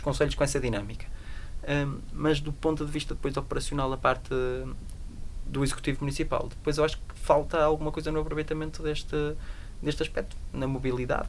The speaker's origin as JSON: {"language": "Portuguese", "country": "Portugal", "tie": "born or raised there", "said": "Eu nasci, num, nasci em Portugal"}